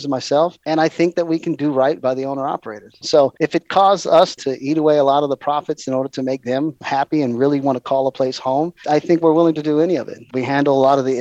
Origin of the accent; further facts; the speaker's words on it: Hawaii, United States; I was raised in Hawaii